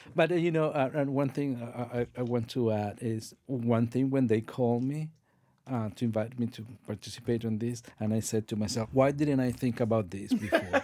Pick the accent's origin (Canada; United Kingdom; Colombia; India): Colombia; moved away; I'm from Colombia